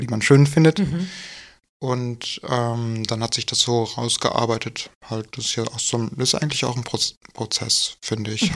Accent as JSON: {"language": "German", "town": "Wuppertal", "region": "North Rhine-Westphalia", "country": "Germany", "also_born_or_lived": "Dortmund", "said": "Ich komme äh, eigentlich aus Wuppertal und habe aber ganz lange in Dortmund gewohnt."}